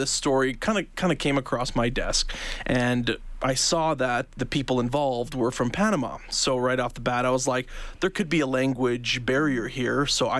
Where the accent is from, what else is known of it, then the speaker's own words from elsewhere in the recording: Calgary, Alberta, Canada; moved away as an adult; also born or lived in Lethbridge; now in Edmonton, Canada; I'm from Calgary originally, but we used to come here all the time when I was little